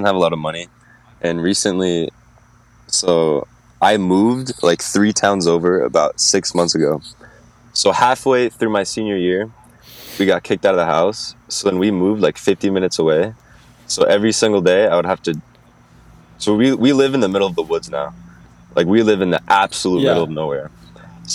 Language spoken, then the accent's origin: English; Bethel, Connecticut, United States; I'm from Bethel, Connecticut. It's a small town and small state. There's absolutely nothing to do here.